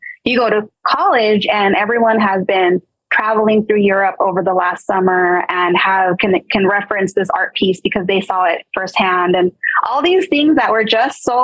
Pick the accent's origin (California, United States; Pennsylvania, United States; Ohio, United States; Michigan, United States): California, United States; Montebello; I grew up in Montebello, Rosemead area, like